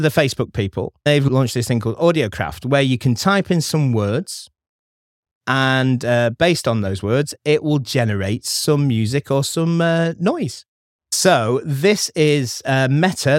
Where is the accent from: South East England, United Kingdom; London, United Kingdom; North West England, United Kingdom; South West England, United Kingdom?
North West England, United Kingdom; Stockport; I'm from Stockport